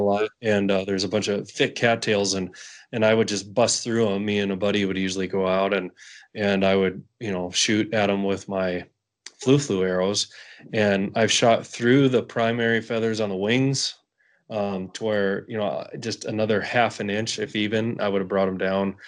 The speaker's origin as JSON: {"language": "English", "region": "Western North Dakota", "country": "United States", "tie": "born or raised there", "said": "I grew up hunting mule deer um, in the Badlands of Western North Dakota"}